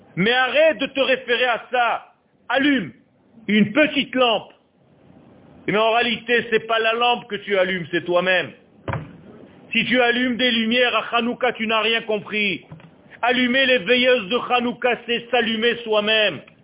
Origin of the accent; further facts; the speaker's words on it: Israel; also born or lived in Beersheba (probable) / Ashdod; j'ai eu la chance de naître en Eretz Israël. Je suis né à Sheva. Et j'ai vécu à Ashdod